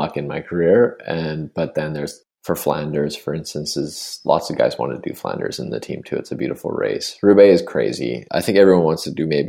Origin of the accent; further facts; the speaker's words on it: Spruce Grove, Alberta, Canada; growing up in the West, I never really was exposed to much French at all. Spruce Grove, I didn't like learn French at all